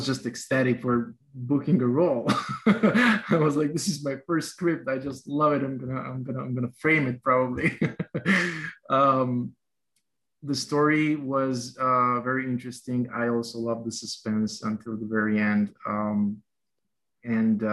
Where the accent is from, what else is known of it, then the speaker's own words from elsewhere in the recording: North Macedonia; moved away as an adult; now in Chicago, United States; I was born and raised in Macedonia, which is a little country in southeastern Europe.